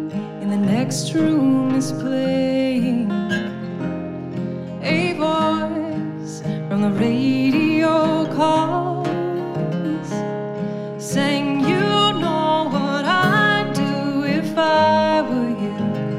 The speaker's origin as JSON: {"language": "English", "town": "Louisville", "region": "Kentucky", "country": "United States", "said": "We're both from Louisville, Kentucky, based out of Louisville, Kentucky."}